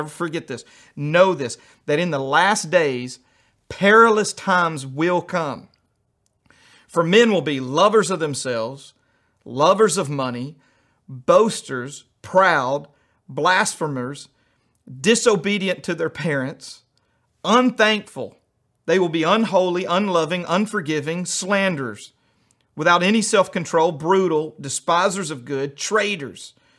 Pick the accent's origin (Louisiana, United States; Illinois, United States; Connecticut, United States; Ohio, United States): Louisiana, United States; also born or lived in New York City / Albuquerque; I grew up in Louisiana, and then I lived in New York City, and then I went to Albuquerque in the Southwest, and then I've been hanging out with rednecks for about 10 years.